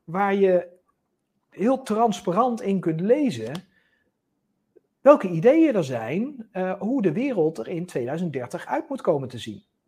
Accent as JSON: {"language": "Dutch", "country": "Netherlands", "said": "wij als Nederlanders"}